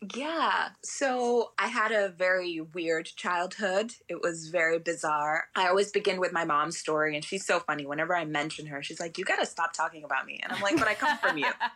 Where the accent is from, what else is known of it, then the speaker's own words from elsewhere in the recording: London, United Kingdom; also born or lived in Arizona / Oregon; now in United States; where I was raised in London, everybody was sort of an immigrant